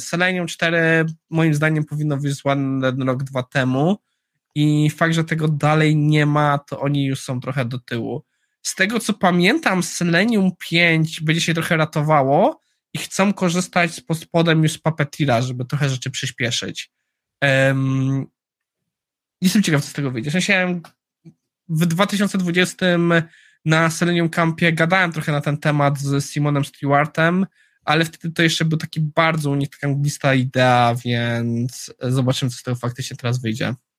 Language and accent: Polish; Jugów, Lower Silesian Voivodeship, Poland; moved away; Ja jestem z Jugowa, z Kotliny Kłodzkiej.